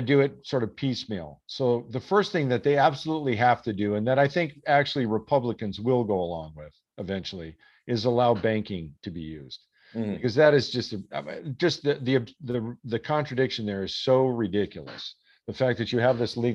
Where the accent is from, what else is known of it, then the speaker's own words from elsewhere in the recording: Minnesota, United States; I grew up in Minnesota, right?